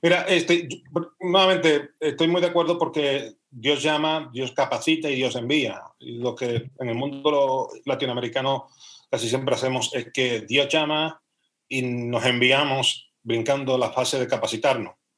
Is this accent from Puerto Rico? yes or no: yes; Puerto Rico; moved away as an adult; now in Spain; después de 32 años, pues regresar a mi tierra.